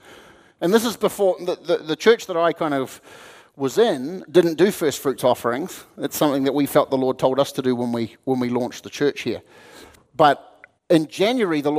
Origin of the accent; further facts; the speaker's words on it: New Zealand; moved away as an adult; now in United States; I'm a Kiwi